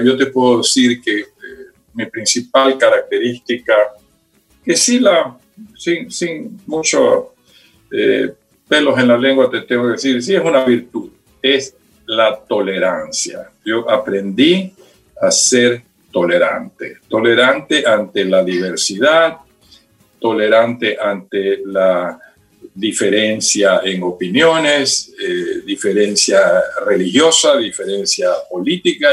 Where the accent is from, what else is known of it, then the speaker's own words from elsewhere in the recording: Guayaquil, Guayas, Ecuador; also born or lived in United States / Quito; yo nací en Guayaquil